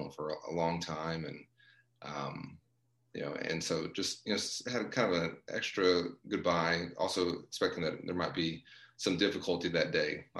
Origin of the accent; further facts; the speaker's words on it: Texas, United States; my home state